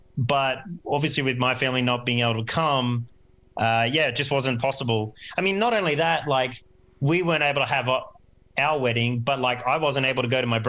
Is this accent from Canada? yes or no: no; Australia; now in Brazil; me being Australian